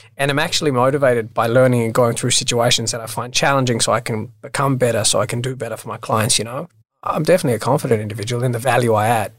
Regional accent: Sydney, New South Wales, Australia; also born or lived in London; now in Sydney, Australia; I was born in Australia. I grew up in Bondi, so originally a Bondi boy.

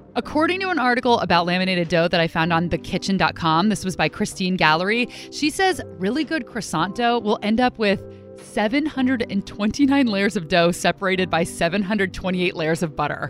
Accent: United States; accent: American; my American accent

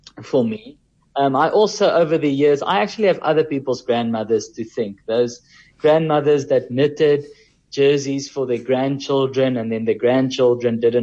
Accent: Kempton Park, Gauteng, South Africa; also born or lived in Cape Town; I'm from the East Rand

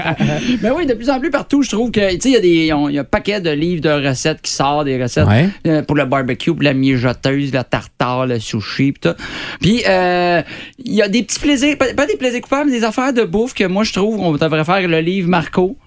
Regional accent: Quebec, Canada; j'avoue en tant que Québécois

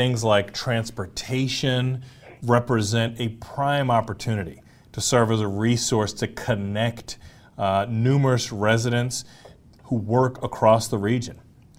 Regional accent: Baltimore County, Maryland, United States; moved away as an adult; now in Howard County, United States; Well, my parents grew up in Baltimore City. I grew up in Baltimore County, and now I'm here in Howard County.

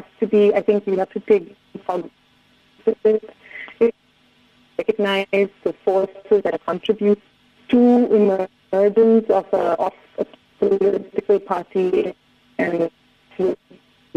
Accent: India; growing up, I grew up in India

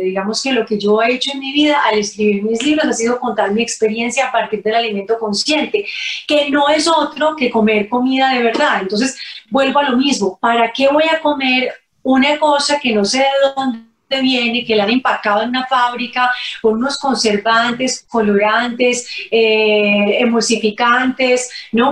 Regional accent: Cali, Valle del Cauca, Colombia; en mi tierra, en Cali

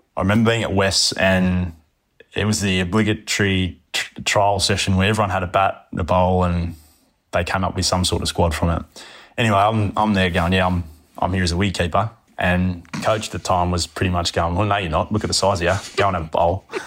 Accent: Sydney, New South Wales, Australia; I grew up in, in the inner west in Sydney, so in Lidcombe

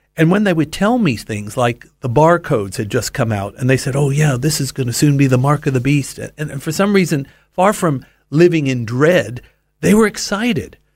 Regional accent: Los Angeles, California, United States; I grew up in Los Angeles

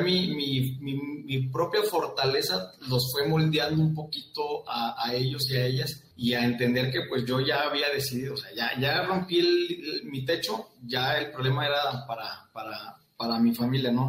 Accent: Saltillo, Coahuila, Mexico; yo soy originario de Santillo, Coahuila

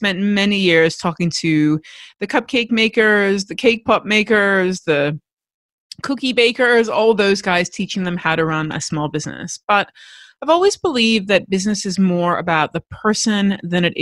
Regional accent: United States; now in Australia; I am American, but I live in Australia

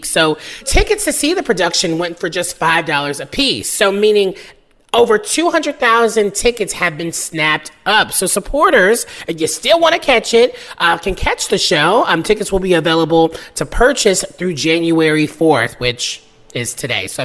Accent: the South, United States; way I pronounce it. I'm from the South.

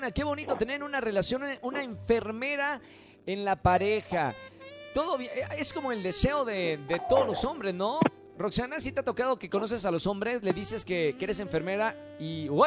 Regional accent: State of Mexico, Mexico; Del Estado de México.

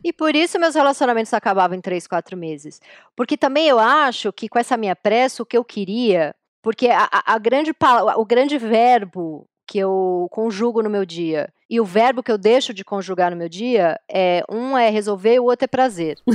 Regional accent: São Paulo, Brazil; Apesar da gente ter nascido em São Paulo, mas a gente vem da Zona Leste

